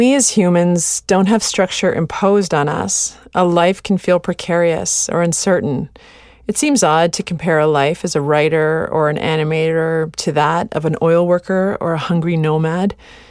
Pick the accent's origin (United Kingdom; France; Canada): Canada; We're of Scottish descent and like the sound of pipe bands. As Canadians and as Protestants, we bring food to the bereaved.